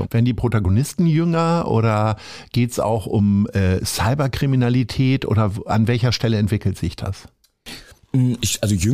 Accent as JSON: {"language": "German", "region": "Hamburg", "country": "Germany", "tie": "born or raised there", "said": "Ich bin halb in Stalzhoop groß geworden, ich bin halb in Sasel und halb in Stalzhoop groß geworden"}